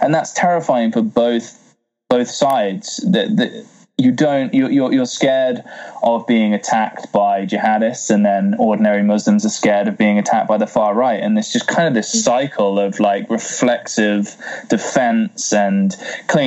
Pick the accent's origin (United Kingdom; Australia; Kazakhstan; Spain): United Kingdom; being British